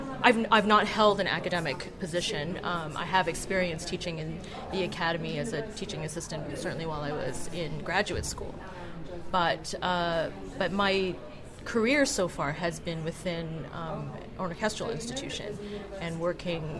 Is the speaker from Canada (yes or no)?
yes; Calgary, Alberta, Canada; moved away as an adult; also born or lived in Montreal, Canada / Oxford, United Kingdom; I grew up in Calgary, Alberta